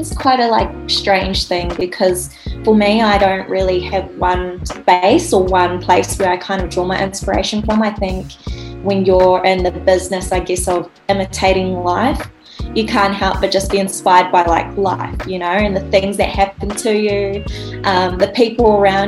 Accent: Rotorua, Bay of Plenty, New Zealand; also born or lived in Auckland; I am from Aotearoa, New Zealand, Rotorua, so the North Island.

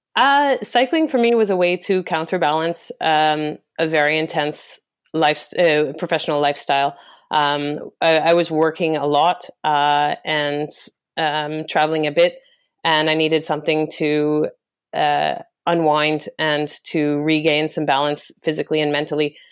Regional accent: Western Canada, Canada; moved away as an adult; also born or lived in France / Singapore; I was born and raised in Canada, I, I was raised in Western Canada

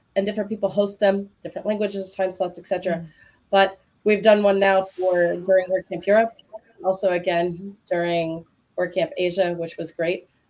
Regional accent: United States

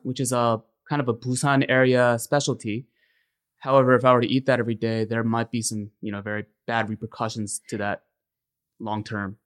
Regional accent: Ellicott City, Maryland, United States; I grew up in Ellicott City, Maryland

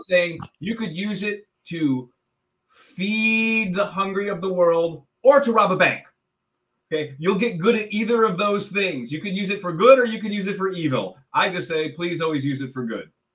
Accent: Chicago, Illinois, United States; I'm from Chicago

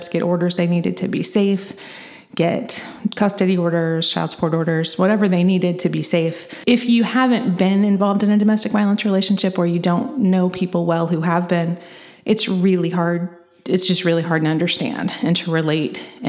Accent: Edgar County, Illinois, United States; moved away as an adult; now in Champaign County, United States; I grew up in Edgar County, which is just a little bit southeast of Champaign County.

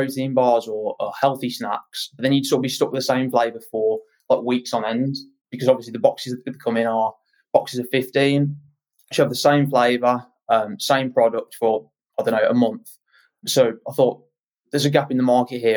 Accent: Birmingham, West Midlands, United Kingdom; accent: West Midlands; as you can probably tell from my accent, I'm West Midlands, Birmingham.

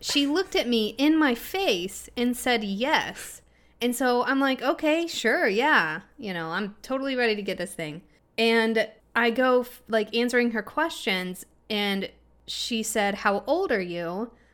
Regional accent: Illinois, United States; he asked me where I was from, and I told him Illinois

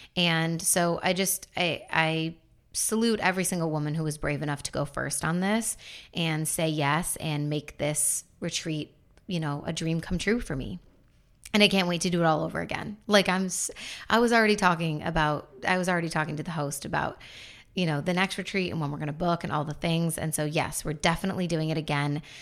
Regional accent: Buffalo, New York, United States; also born or lived in North Carolina; now in Florida, United States; in my hometown of Buffalo

